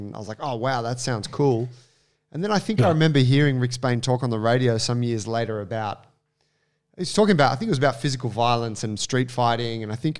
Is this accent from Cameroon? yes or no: no; Gladesville, New South Wales, Australia; up the road from where I grew up in Gladesville